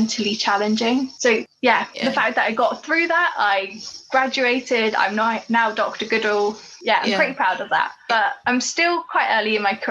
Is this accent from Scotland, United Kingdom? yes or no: no; Corby, East Midlands, United Kingdom; I grew up in Corby. Corby's a steel town in the Midlands.